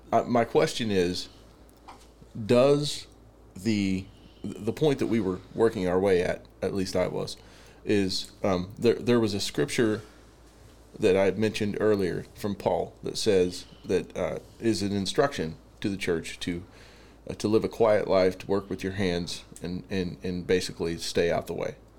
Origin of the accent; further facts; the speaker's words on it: the Bible Belt, United States; growing up in the Bible Belt, it's like everybody's a Christian